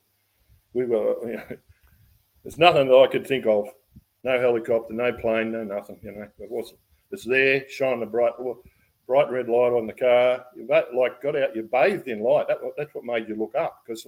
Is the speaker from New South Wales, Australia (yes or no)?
yes; Ballina, New South Wales, Australia; we come from Ballina